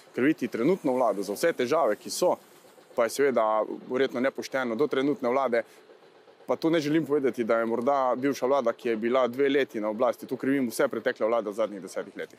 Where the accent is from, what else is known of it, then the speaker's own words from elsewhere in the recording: Carinthia, Slovenia; vsi trije poslanci, ki prihajamo iz Hroške